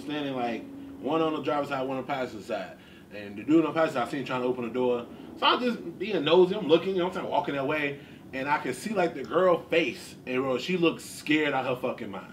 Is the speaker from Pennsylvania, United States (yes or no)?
no; Chicago, Illinois, United States; growing up in Chicago